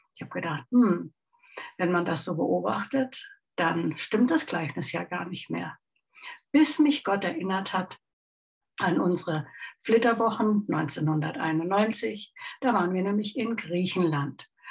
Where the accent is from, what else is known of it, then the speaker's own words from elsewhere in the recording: Chiemsee, Bavaria, Germany; aus meiner Heimat ist und auch von meinem lieben Mann fotografiert. vor dem wunderschönen Chiemsee